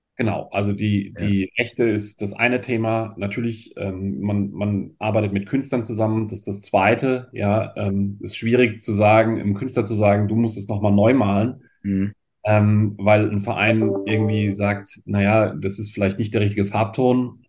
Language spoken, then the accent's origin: German; Germany; also born or lived in France; bei uns in Deutschland